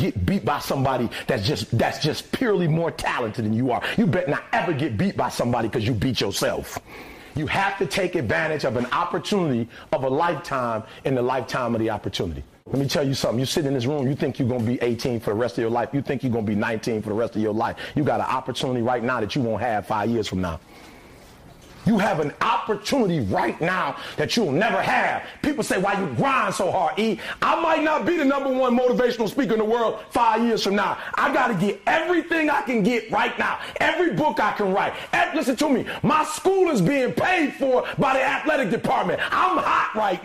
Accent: Detroit, Michigan, United States; I'm from Detroit, homeless

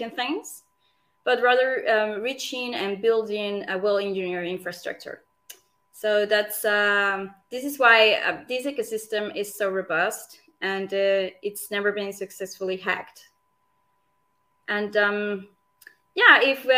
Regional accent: Venezuela; moved away as an adult; now in Zurich, Switzerland; I'm Swiss, but I was born in Venezuela.

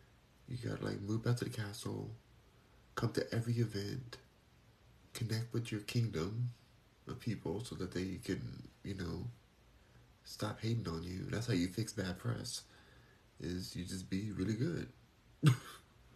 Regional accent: Los Angeles, California, United States; moved away; I'm born and raised in Los Angeles, so I have a heart for that place

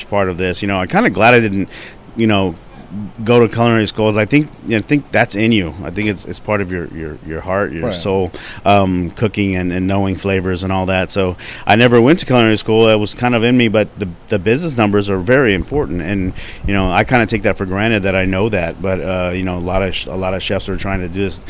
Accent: a little town close to Corpus Christi, Texas, United States; moved away as an adult; now in San Antonio, United States; I'm actually from a little town called Banchetti, and it's close to Corpus. And I moved here in 99 to go to UTSA.

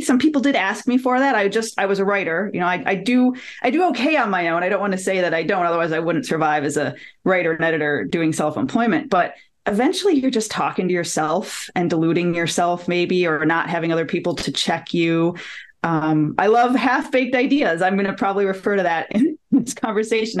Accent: Detroit, Michigan, United States; moved away as an adult; My hometown is Detroit. I lived there until I got a job with the federal government and I moved here in 2013

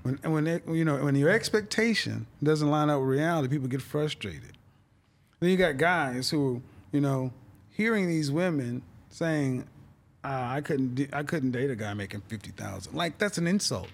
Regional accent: Oklahoma City, Oklahoma, United States; moved away; also born or lived in Houston / Dallas / New York City; I'm from Oklahoma City, and I was, so that's Middle America, the Bible Belt. and I was raised in the church

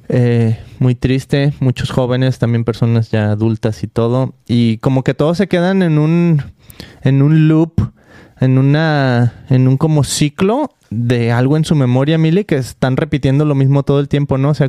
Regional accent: Guadalajara, Jalisco, Mexico; oh, que yo soy de Guadalajara

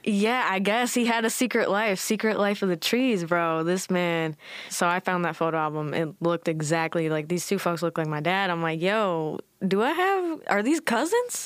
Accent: Newport Beach, California, United States; also born or lived in Irvine, California; I was born in Newport. Like, you know, my mother gave birth in Newport

